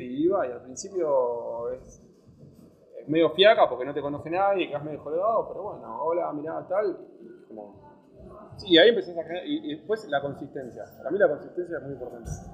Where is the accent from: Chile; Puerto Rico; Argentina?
Argentina; moved away as an adult; now in Barcelona, Spain; yo soy argentino, estoy acá